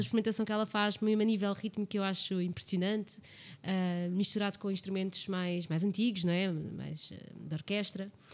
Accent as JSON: {"language": "Portuguese", "country": "Portugal", "said": "eles somos portugueses todos"}